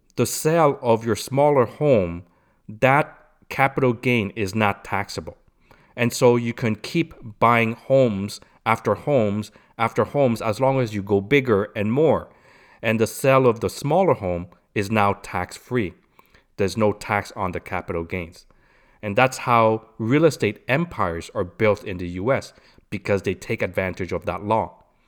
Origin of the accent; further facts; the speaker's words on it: Canada; I'm Canadian